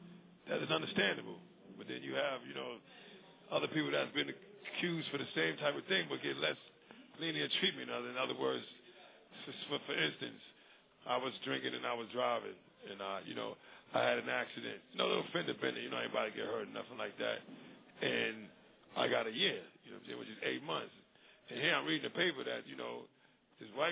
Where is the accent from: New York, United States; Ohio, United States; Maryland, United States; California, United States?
New York, United States; New York City; I'm from Brooklyn